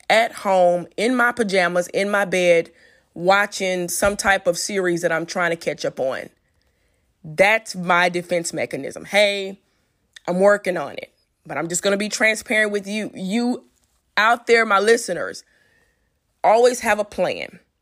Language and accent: English; Louisiana, United States; I'm from Louisiana